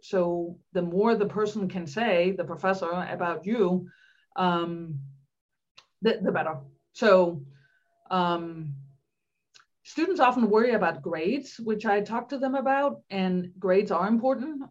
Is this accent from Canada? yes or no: no; Denmark; English is a second language; moved away as an adult; also born or lived in Pennsylvania; I grew up in Denmark